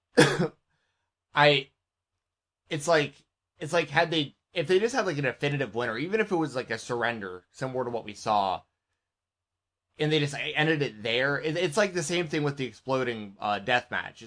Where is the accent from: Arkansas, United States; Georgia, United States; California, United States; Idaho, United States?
Georgia, United States; Marietta; I grew up in Marietta, Georgia, which is basically the heart of WCW country